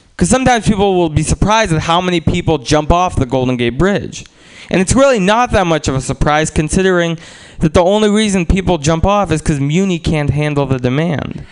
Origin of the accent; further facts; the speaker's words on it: Russia; moved away; also born or lived in San Francisco, United States; I was born in Russia originally